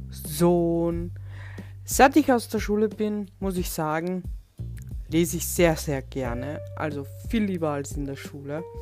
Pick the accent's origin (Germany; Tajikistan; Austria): Austria; Vienna; werde 36 Jahre alt, bin aus Wien